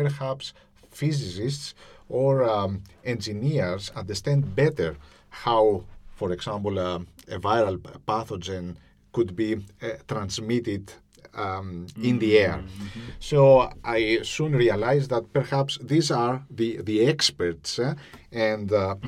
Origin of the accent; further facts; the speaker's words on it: Greece; now in Cyprus; I'm not from Cyprus, I am from Greece